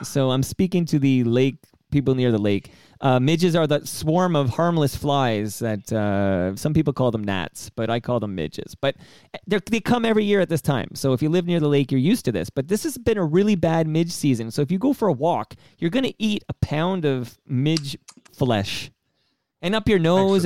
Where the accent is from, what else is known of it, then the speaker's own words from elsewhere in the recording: Canada; as a Canadian